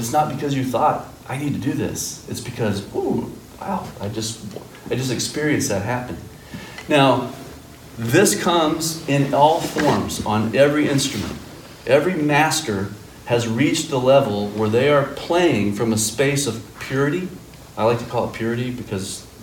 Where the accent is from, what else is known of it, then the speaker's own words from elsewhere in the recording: Fort Worth, Texas, United States; moved away as an adult; now in Chicago, United States; I'm from Fort Worth. I've lived in Chicago for the last 17 years